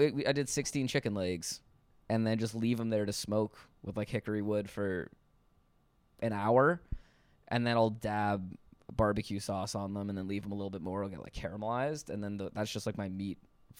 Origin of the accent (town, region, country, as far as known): Toronto, Ontario, Canada